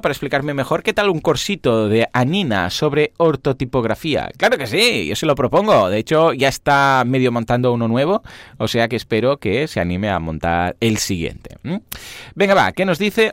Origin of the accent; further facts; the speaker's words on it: Spain; somos de España